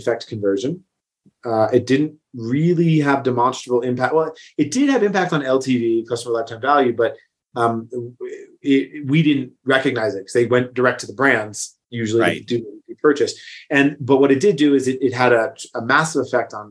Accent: San Francisco Bay Area, California, United States; moved away; also born or lived in Florence, Italy; I grew up in the San Francisco Bay Area

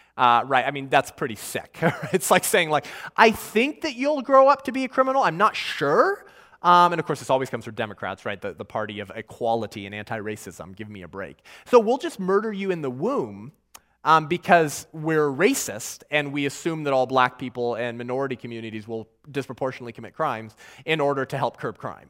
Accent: California, United States; In my home state of California

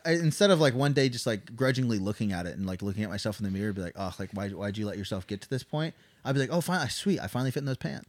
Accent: Blue Eye, Missouri, United States; also born or lived in Phoenix, Arizona / Anchorage, Alaska; now in Coffeyville, United States; I actually grew up in Branson, Missouri

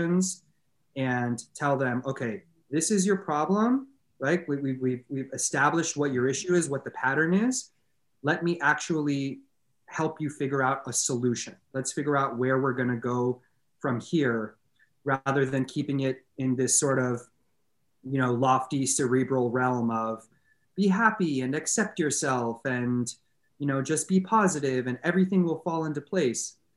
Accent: Los Angeles, California, United States; born and raised in Los Angeles

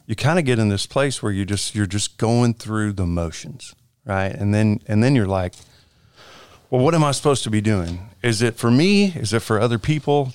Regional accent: Conroe, Texas, United States; moved away as an adult; now in Alvin, United States; I went to school in Conroe, and then whenever I graduated high school, I think the day after graduation, I moved to Alvin

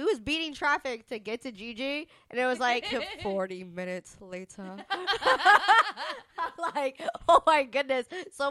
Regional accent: Florida, United States; moved away; I'm originally from, born and raised in Florida.

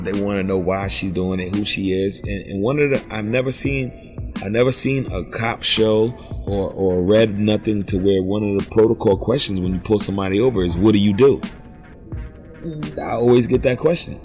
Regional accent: United States; I was born in America, and I lived here my whole life

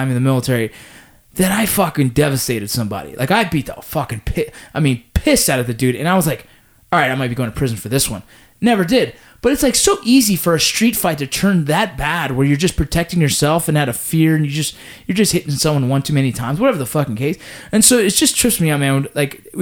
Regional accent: Los Angeles, California, United States; where I grew up

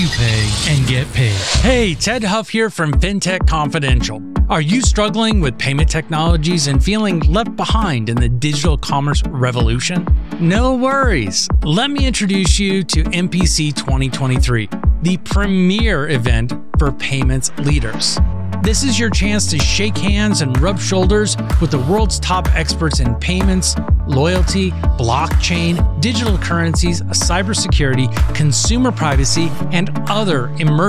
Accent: Clinton, Iowa, United States; I'm sitting in Clinton, Iowa right now, where I grew up

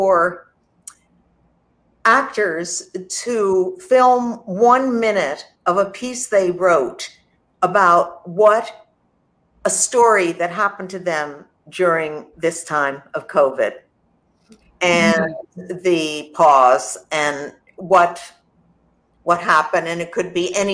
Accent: New York, United States; growing up in New York

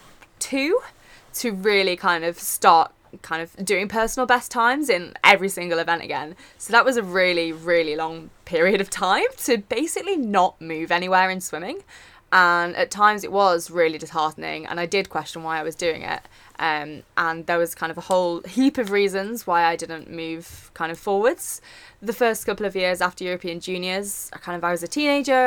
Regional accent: Nottingham, East Midlands, United Kingdom; moved away as an adult; now in Sheffield, United Kingdom; I'm originally from Nottingham

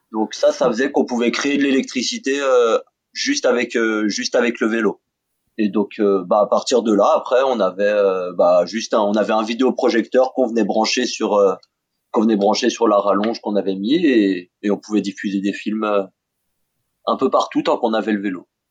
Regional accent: France; chez nous

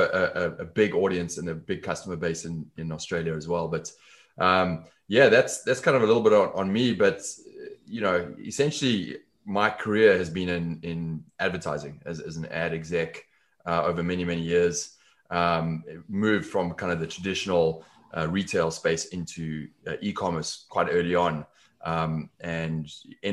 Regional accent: Johannesburg, Gauteng, South Africa; accent: South African; moved away as an adult; also born or lived in London; now in Los Angeles, United States; The accent is South African originally. So I'm from South Africa, grew up in Johannesburg, left there in my 20s

